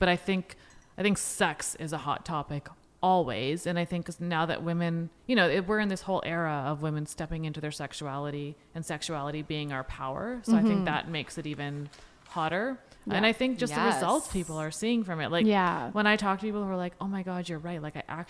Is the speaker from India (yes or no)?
yes; India; as an Indian woman, like, you know, it's even more crazy for me to be like out here being like, yes, be sexual